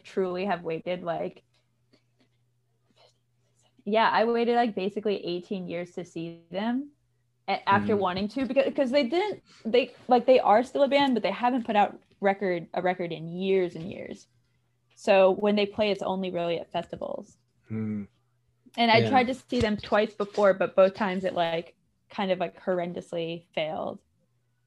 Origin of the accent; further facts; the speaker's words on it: Connecticut, United States; I grew up in Connecticut